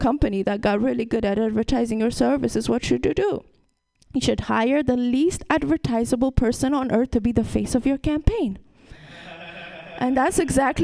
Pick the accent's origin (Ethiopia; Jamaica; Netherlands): Ethiopia; also born or lived in Brooklyn, New York / Vermont; now in San Francisco, United States; I'm from Ethiopia. That's a whole different country. And then I lived in Brooklyn